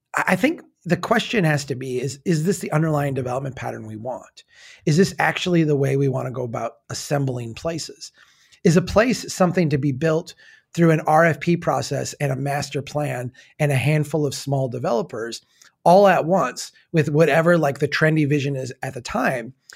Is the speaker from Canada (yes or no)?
no; Minnesota, United States; accent: Minnesota way; as a Minnesotan who, you know, has a little bit of that in me where we talk, uh, in our Minnesota way